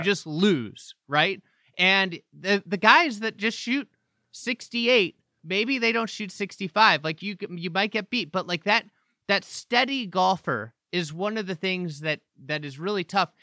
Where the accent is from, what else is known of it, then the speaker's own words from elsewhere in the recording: United States; as an American